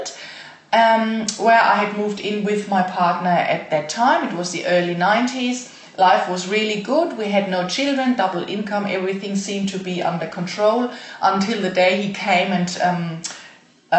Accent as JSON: {"language": "English", "country": "Germany", "tie": "born or raised there", "moved": "as an adult", "said": "I was born and raised in Germany and lived there until 6 years ago"}